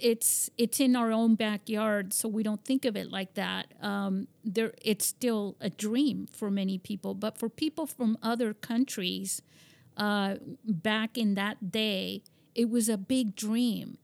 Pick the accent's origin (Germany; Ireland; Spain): Spain; moved away; I grew up in Spain and, and my father was American